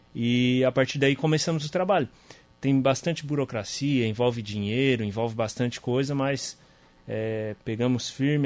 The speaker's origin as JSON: {"language": "Portuguese", "town": "Sombrio", "region": "Santa Catarina", "country": "Brazil", "also_born_or_lived": "Criciúma", "said": "Sou de Sombrio"}